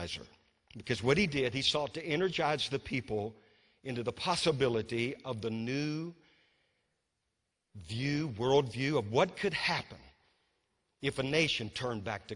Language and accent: English; Louisiana, United States; born or raised there; now in North Carolina, United States